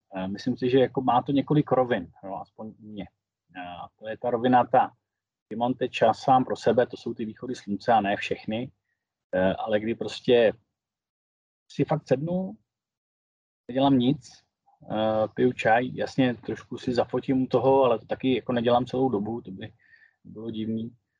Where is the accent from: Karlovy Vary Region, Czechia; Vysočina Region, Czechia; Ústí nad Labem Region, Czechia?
Karlovy Vary Region, Czechia; Karlovy Vary; also born or lived in Prague; jsem z Karlových Varů, takže nej, nejsem z Prahy. Tady ve Varech